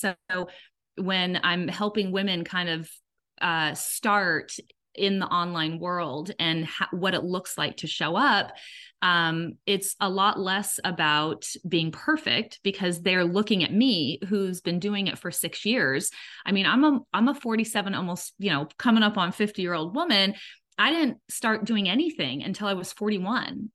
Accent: Southern California, United States; moved away as an adult; also born or lived in Georgia; now in Atlanta area, Georgia, United States; We're originally from Southern California

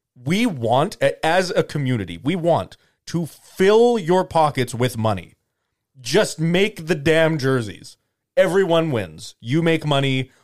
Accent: Canada; I'm Canadian.

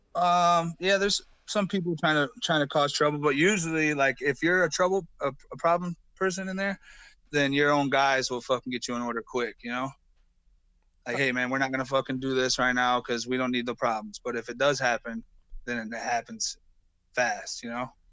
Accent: Illinois, United States; I'm from Illinois

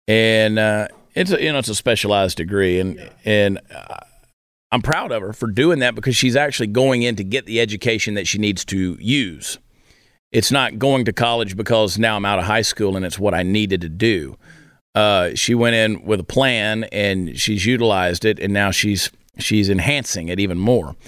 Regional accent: New Jersey, United States; born there; people love to give me a hard time because I was born in New Jersey.

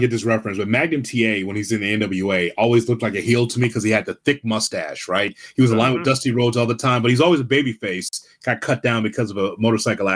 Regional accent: Midwest, United States

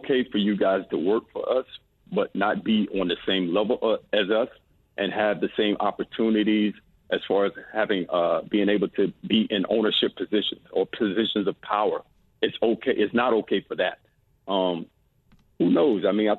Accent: Florida, United States; You know, I grew up in South Florida, which is a melting pot. You know, when I left South Florida, I went to L.A., which was another melting pot.

